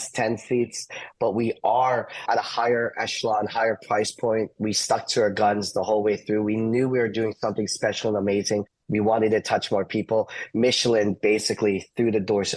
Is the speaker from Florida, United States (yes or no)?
yes; Orlando, Florida, United States; also born or lived in New Jersey; I grew up here in Orlando